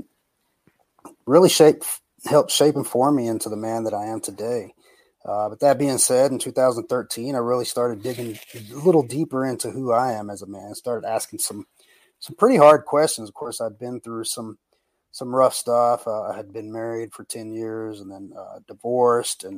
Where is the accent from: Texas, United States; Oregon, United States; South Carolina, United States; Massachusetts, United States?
Texas, United States; Brownwood; also born or lived in North Carolina / Austin, Texas; I was born and raised in Texas. A little town called Brownwood is to be exact, where I was raised.